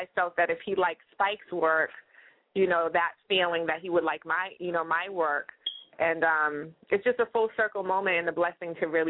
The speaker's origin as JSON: {"language": "English", "town": "Boston", "region": "Massachusetts", "country": "United States", "tie": "born or raised there", "said": "growing up in Boston"}